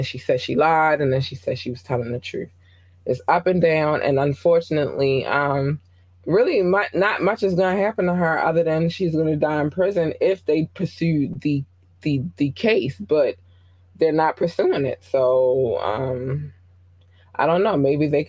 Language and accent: English; North Carolina, United States; born there; I was born in North Carolina and, you know, a lot of my family is in the South.